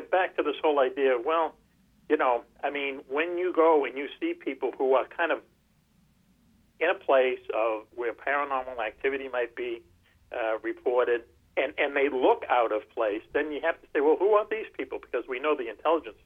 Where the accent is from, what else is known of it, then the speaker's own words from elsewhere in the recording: Boston, Massachusetts, United States; grade school, growing up in Dorchester